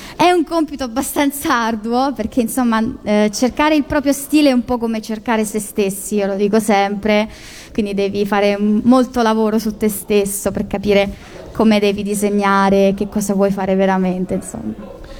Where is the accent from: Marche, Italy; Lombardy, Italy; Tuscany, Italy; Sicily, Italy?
Marche, Italy; io sono marchigiana